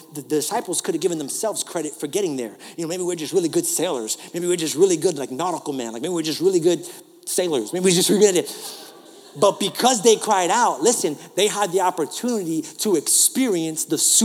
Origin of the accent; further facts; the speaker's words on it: New York, United States; accent: New York; moved away; This is my New York